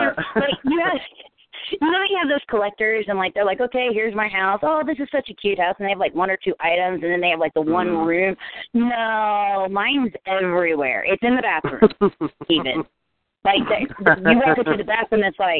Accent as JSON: {"language": "English", "town": "Cincinnati", "region": "Ohio", "country": "United States", "tie": "born or raised there", "also_born_or_lived": "Florida", "moved": "as an adult", "said": "born and raised in Cincinnati. I moved to Florida when I was 19, and I moved back in 2012"}